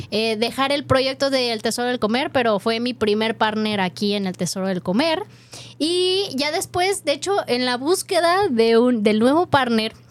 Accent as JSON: {"language": "Spanish", "region": "Washington", "country": "United States", "second_language": "Spanish", "said": "Yo soy del estado de Washington y mi español es bueno."}